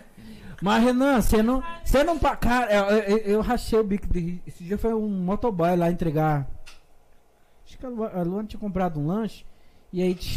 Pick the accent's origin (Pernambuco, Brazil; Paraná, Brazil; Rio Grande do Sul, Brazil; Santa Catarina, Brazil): Paraná, Brazil; Fazenda Rio Grande; also born or lived in Curitiba; eu fui feito nos matos da Fazenda Rio Grande e nasci no Hospital Santa Brígida. Nasci em Curitiba